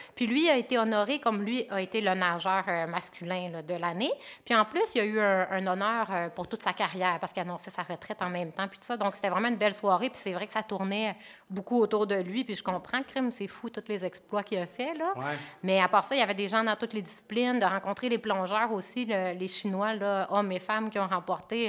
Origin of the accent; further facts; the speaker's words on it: Alma and Arvida, Quebec, Canada; also born or lived in Chicoutimi, Quebec; moi, je suis native de Chicoutimi, puis j'ai grandi à Alma et à Arvida